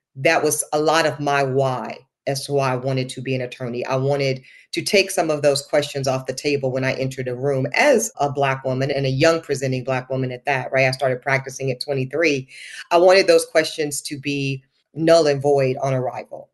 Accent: the American South, United States; growing up in the American South

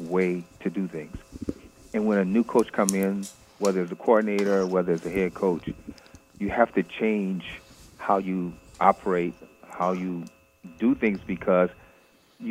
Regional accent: Louisiana, United States; I'm actually from born and raised in Louisiana. And so growing up a Saints fan

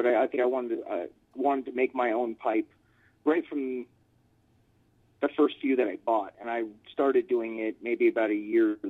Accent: San Bernardino, California, United States; also born or lived in Pomona / Las Vegas; Well, I was born in Southern California in Pomona, and just right outside of L.A., and I moved to San Bernardino when I was a kid and lived out here for a few years.

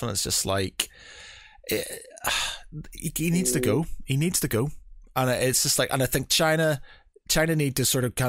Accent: Northern Ireland, United Kingdom; I come from Northern Ireland.

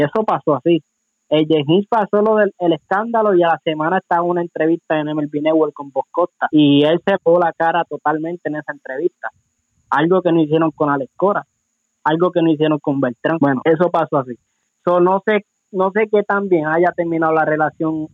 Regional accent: Puerto Rico; now in Detroit, United States; soy puertorriqueño

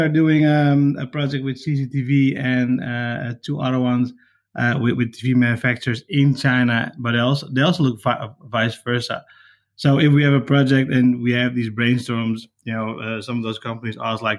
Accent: Netherlands; we're from Holland

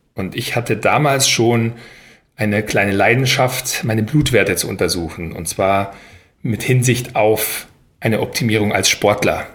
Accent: Weilheim, Bavaria, Germany; moved away as an adult; also born or lived in United States / Paris / Berlin; Ich bin ja aufgewachsen in Weilheim in Oberbayern

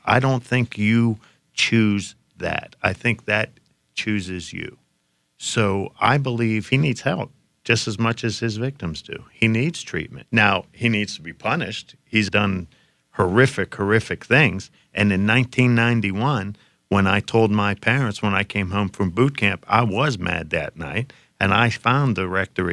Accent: Johnstown, Pennsylvania, United States; in my hometown of Johnstown, Pennsylvania

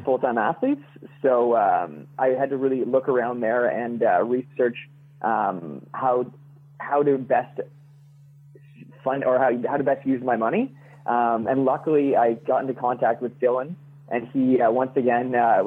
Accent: Kingston, Ontario, Canada; also born or lived in Ottawa / Vancouver; Usually, I'm in Kingston. So that's where I was raised and I've lived pretty much my entire life

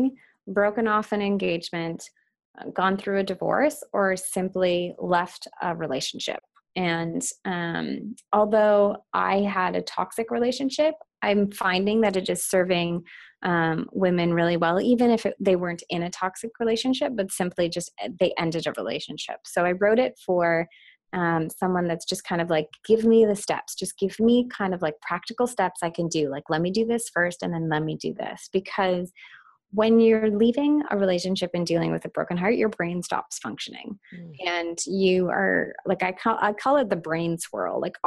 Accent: Ottawa, Ontario, Canada; moved away as an adult; also born or lived in Toronto; I just moved from Toronto to Ottawa in 2016 to move in with my boyfriend and come back to my hometown.

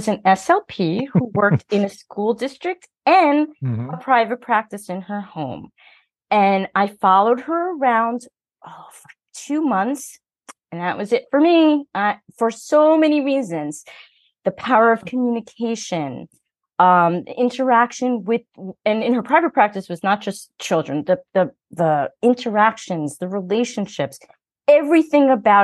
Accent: New York City, New York, United States; I'm from Queens

